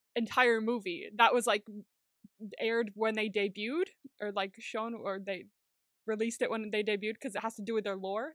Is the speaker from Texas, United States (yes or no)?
no; California, United States; moved away; I grew up in California